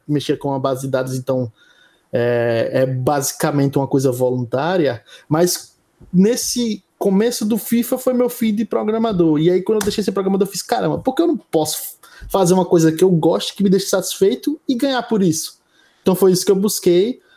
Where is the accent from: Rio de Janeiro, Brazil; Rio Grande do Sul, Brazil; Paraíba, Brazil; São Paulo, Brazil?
Paraíba, Brazil; João Pessoa; sou de João Pessoa, nascido e criado